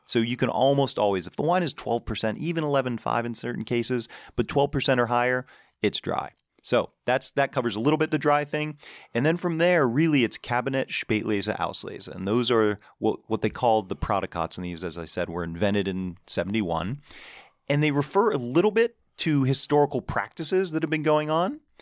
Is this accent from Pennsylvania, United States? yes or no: yes; Pittsburgh, Pennsylvania, United States; moved away as an adult; also born or lived in New York City; I grew up in Pittsburgh